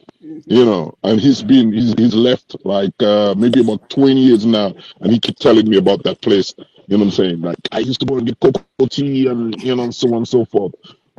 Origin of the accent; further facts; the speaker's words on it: Dominica; moved away; I told him I was from Dominica.